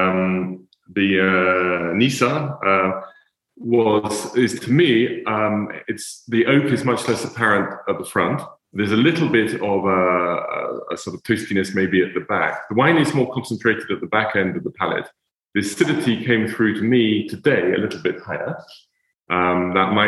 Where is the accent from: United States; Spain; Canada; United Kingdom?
United Kingdom; England; being English